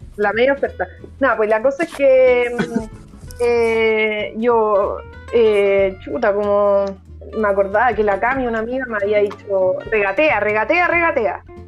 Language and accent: Spanish; Chile; era más chilena que los porotas